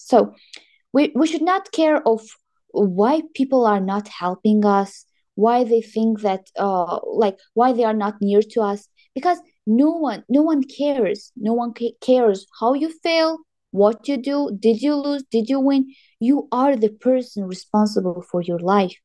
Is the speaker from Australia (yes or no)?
no; Tajikistan; moved away as an adult; now in Kazakhstan; I'm from Tajikistan